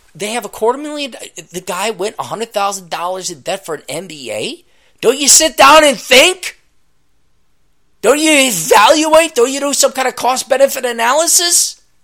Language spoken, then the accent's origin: English; Minneapolis–Saint Paul, Minnesota, United States; I'm from the Twin Cities